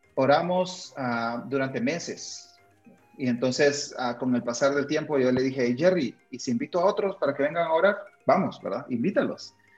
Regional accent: Honduras; moved away as an adult; also born or lived in Argentina / Texas, United States; now in Guatemala; Yo nací en Guatemala, donde vivo actualmente, Ah, crecí en Honduras, mis padres ambos son hondureños

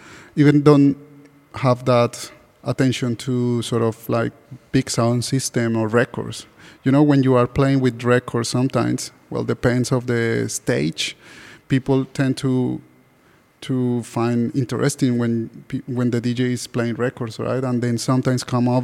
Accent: Bogotá, Colombia; now in Sydney, Australia; I'm from Bogota

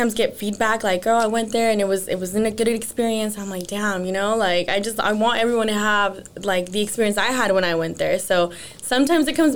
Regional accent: Los Gatos, California, United States; also born or lived in East San Jose; now in San Jose, United States; I grew up in Los Gatos, actually. So lived there till like I was 20 years old

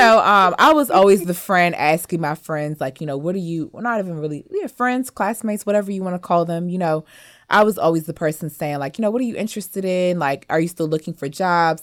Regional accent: Western Howard County, Maryland, United States; also born or lived in Montgomery County, Maryland / Cameroon (ancestry); I grew up in Western Howard County where, in the cornfields, where there's, like, barely any black people

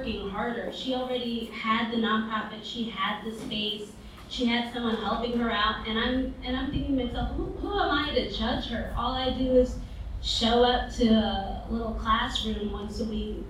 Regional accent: New York City, New York, United States; I grew up in Brooklyn. I grew up in East Flatbush and Mill Basin

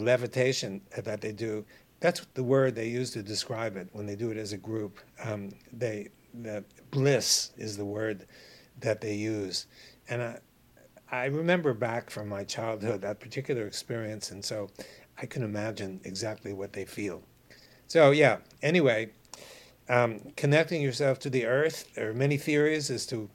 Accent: New York City, New York, United States; I grew up in New York City in Brooklyn

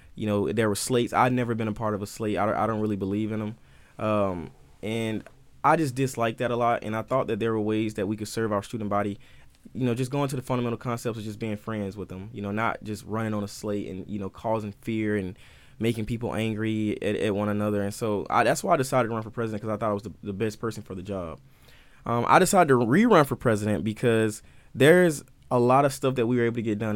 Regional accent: Albany, Georgia, United States; moved away; I'm from George, Albany, Georgia, uh, which is, like, southern parts

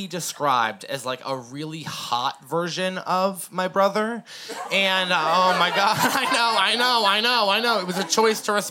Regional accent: Massachusetts, United States; moved away as an adult; now in Portland, United States; My family is visiting me from Massachusetts. We're from the East Coast.

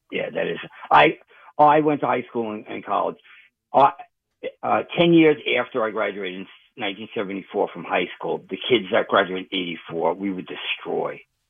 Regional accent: Westbury, New York, United States; moved away as an adult; also born or lived in Florida; now in West Palm Beach, United States; I grew up in Westbury, Long Island.

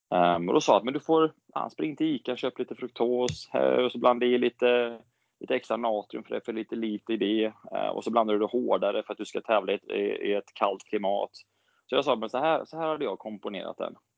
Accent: Borås, Västra Götaland, Sweden; moved away as an adult; now in Gothenburg, Sweden; jag växte upp i Borås

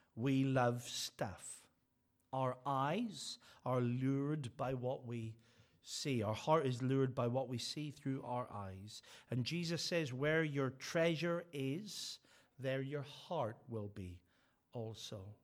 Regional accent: Northern Ireland, United Kingdom; I'm from Northern Ireland

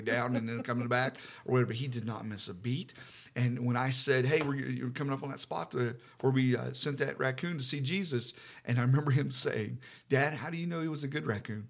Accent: West Virginia, United States; now in Ohio, United States; I'm from, we're from West Virginia

